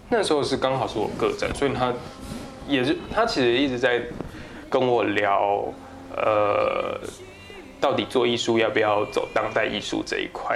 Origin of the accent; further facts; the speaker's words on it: southern Taiwan, Taiwan; moved away; also born or lived in Tamsui; 我是南部人